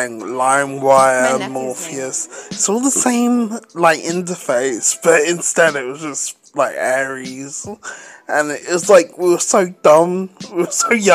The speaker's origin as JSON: {"language": "English", "region": "England", "country": "United Kingdom", "said": "I'm fucking English. I'm in England."}